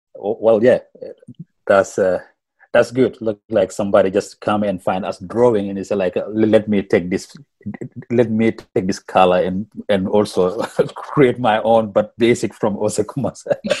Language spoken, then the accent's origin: English; Senegal; first language Wolof; English is a second language; moved away as an adult; now in Melbourne, Australia; I'm from Senegal too. And we, we, we speak the we, we speak our language back home like Wolof